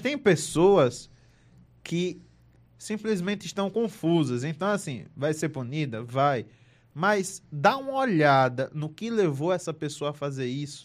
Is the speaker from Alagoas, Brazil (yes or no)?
yes; Delmiro Gouveia, Alagoas, Brazil; Eu, eu não sou de Marcel, eu sou de Delmiro Gouveia. Eu sou do interior